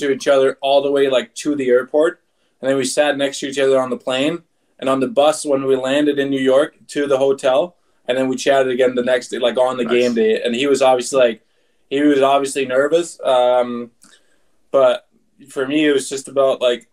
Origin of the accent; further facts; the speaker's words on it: Aalborg, North Denmark Region, Denmark; moved away; my hometown pro team, Aalborg Pirates.